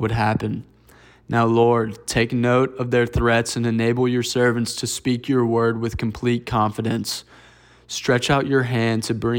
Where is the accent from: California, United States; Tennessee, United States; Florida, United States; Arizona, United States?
Tennessee, United States; Jackson; I'm a sophomore from Jackson, Tennessee